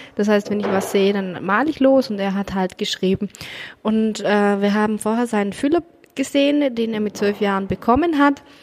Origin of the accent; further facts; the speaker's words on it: Germany; bei uns in Deutschland